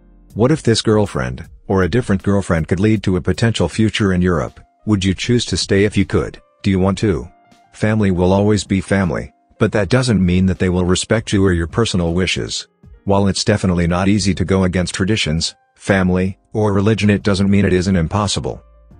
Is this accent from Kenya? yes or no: yes; Kenya; moved away as an adult; now in United Kingdom; I'm from Kenya but I'm studying for my undergraduate degree in the United Kingdom. I only arrived a couple months ago.